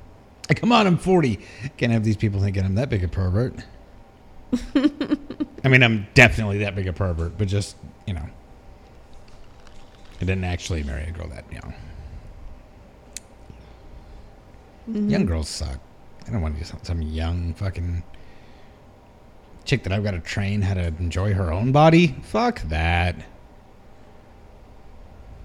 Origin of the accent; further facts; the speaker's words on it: Texas, United States; now in Hawaii, United States; spend some time in Texas visiting family and friends and drinking back in my home state